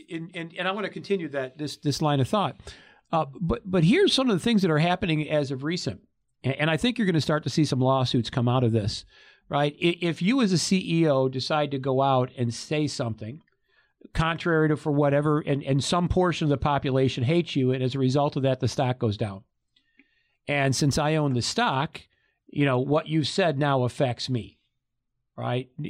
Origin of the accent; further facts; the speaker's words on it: Michigan, United States; now in Arizona, United States; I came before I moved here to Arizona in 2015. I came from Oakland County, just outside of Detroit. Well, that's the Motor City.